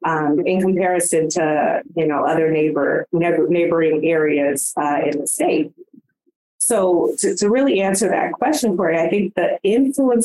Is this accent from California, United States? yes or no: yes; California, United States; moved away; I am a transplant from California, deep roots out there